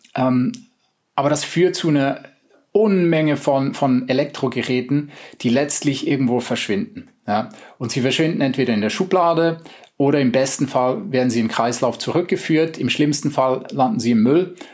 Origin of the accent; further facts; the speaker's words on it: Switzerland; also born or lived in United States; now in Germany; Ich bin selber Schweizer